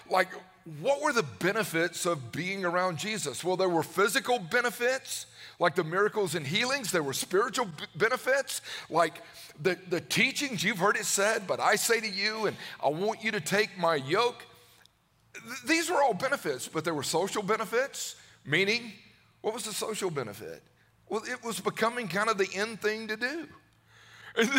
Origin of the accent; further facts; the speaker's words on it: Newnan, Georgia, United States; I grew up in Georgia. I grew up in Noonan.